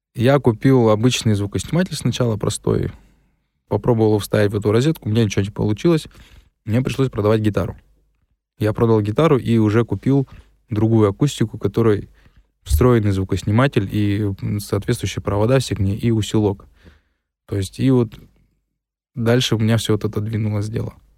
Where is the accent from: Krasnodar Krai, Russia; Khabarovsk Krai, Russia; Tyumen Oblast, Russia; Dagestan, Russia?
Tyumen Oblast, Russia; Tyumen; Родился в городе Тюмени. Всю жизнь здесь прожил, в городе Тюмени